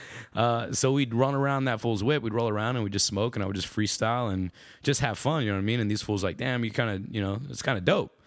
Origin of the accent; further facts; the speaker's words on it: Austin, Texas, United States; I was born and raised in Austin, Texas.